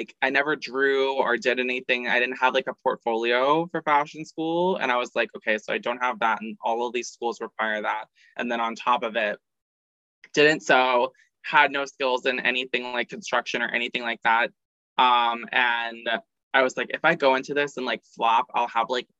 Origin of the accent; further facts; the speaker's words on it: Orlando, Florida, United States; also born or lived in St. Augustine; Originally from Orlando. Lived there till I was 18